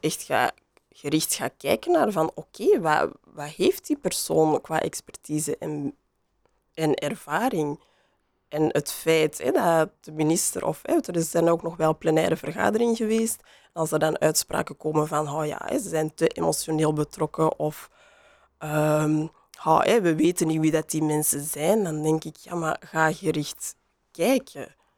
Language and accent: Dutch; Antwerp, Flanders, Belgium; accent: Antwerps; ik kan mijn Antwerps accent niet meer verstoppen